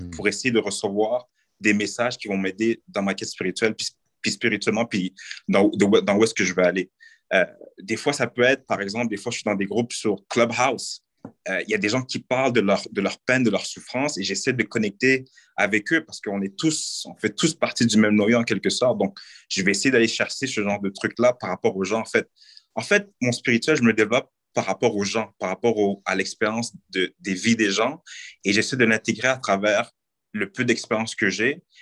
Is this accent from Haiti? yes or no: yes; Haiti; nous, je pense, en tant que, euh, en tant que, en tant que Noirs, en tant que haïtien, en tant que personnes de la diversité, nous avons le pouvoir de changer beaucoup de choses